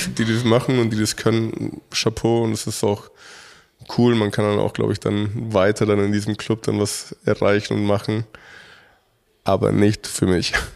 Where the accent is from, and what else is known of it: Mexico; now in Munich, Germany